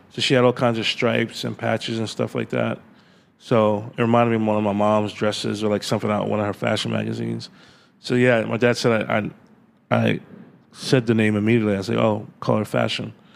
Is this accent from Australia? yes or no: no; New York City, New York, United States; also born or lived in Atlanta, Georgia / Flushing, Queens / Jamaica, Queens; when I was like ten years old, we moved to Jamaica, Queens, because mm-hmm. that's where they could afford a house. And um, Farmers Boulevard area is called St. Albans, and um, grew up there.